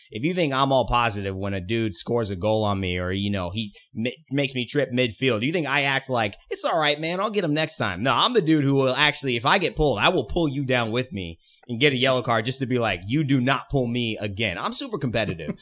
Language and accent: English; California, United States; been around the West Coast my whole life. I'm from California